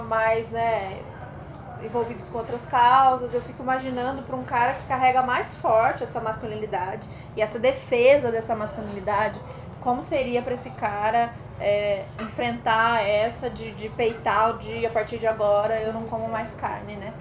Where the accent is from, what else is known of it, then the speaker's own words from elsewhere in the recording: Brasília, Federal District, Brazil; now in São Paulo, Brazil; sou paulista, mas criada em Brasília e estou de volta em São Paulo